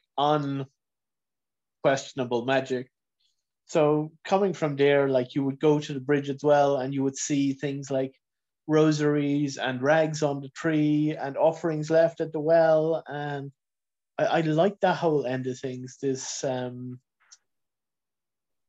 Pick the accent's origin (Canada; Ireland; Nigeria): Ireland; Kilcullen, Leinster; I grew up in County Kildare, sort of shortly outside of Kilcullen